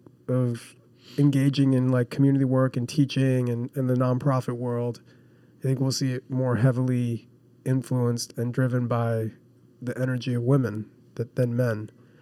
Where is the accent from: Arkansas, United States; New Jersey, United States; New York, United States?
New Jersey, United States; I grew up in New Jersey.